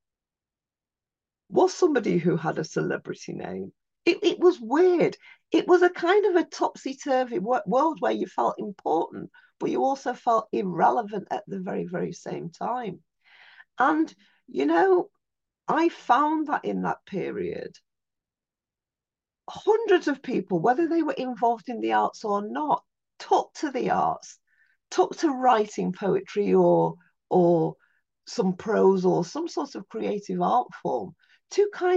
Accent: United Kingdom; somebody born in Britain, but not living, actually, Alan, in the Black community

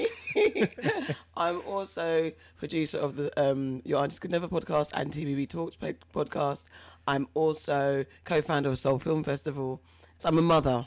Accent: London, United Kingdom; I grew up in Mitcham and Tooting Junction. Then I vacated to West London in my 18th year or 19th

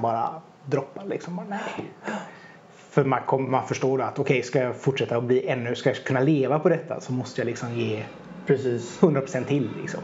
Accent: Hunnebostrand, Västra Götaland, Sweden; jag kommer från Hunnebosand själv

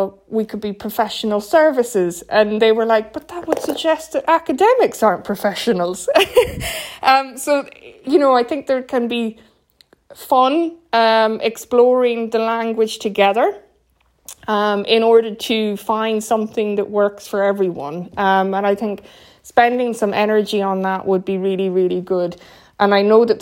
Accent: Ireland; as an Irish person

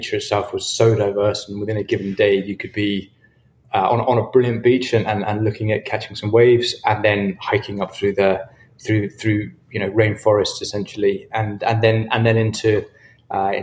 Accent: Perth, Scotland, United Kingdom; moved away as an adult; also born or lived in New Zealand; I grew up in Scotland on a farm in the middle of nowhere.

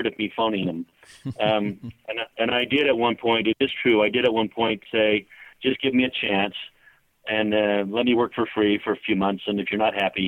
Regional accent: California, United States; moved away as an adult; now in Utah, United States; I'm the oldest of nine children, and I grew up in California.

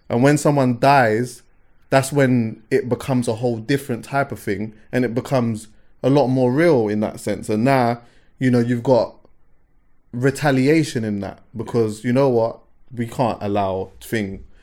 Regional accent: London, United Kingdom; I'm from West

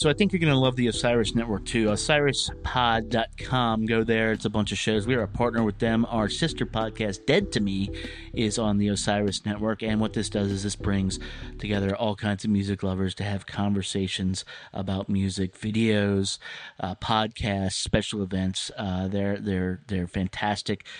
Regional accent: the South, United States; I'm from the South

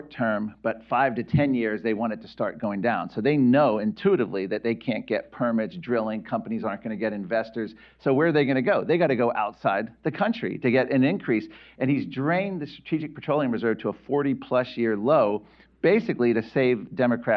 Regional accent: Virginia, United States; my home state of Virginia

